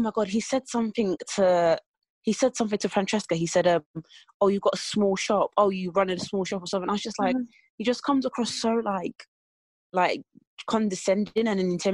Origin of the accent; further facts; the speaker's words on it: Essex, East of England, United Kingdom; I'm from Essex.